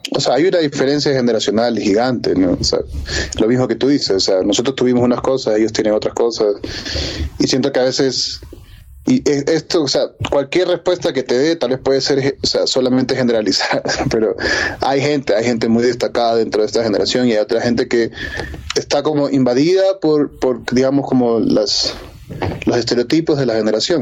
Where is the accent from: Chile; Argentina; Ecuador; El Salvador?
Ecuador; no soy el primer ecuatoriano que llegó a Berkeley con una beca